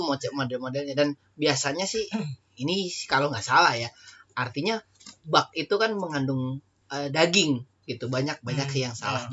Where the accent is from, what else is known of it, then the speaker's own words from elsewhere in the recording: Java, Indonesia; kita orang Jawa